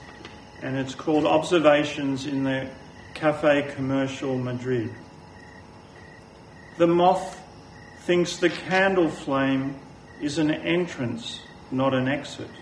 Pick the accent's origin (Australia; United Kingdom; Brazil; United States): Australia; Melbourne, Victoria; when I was 17, growing up in Lower Templestowe